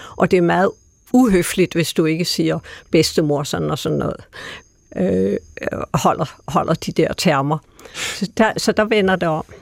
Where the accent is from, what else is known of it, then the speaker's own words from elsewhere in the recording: Denmark; som danskere